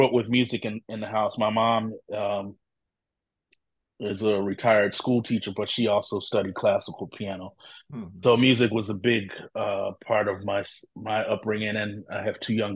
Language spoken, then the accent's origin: English; Philadelphia, Pennsylvania, United States; I grew up in Philadelphia, Pennsylvania.